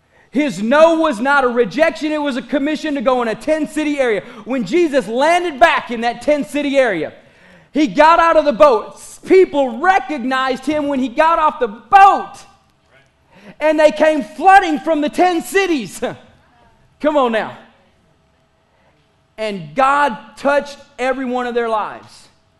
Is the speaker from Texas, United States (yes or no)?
yes; Pickton, Texas, United States; I am not. I am from Picton. Thank you very much. There are two different cities. Don't get it wrong.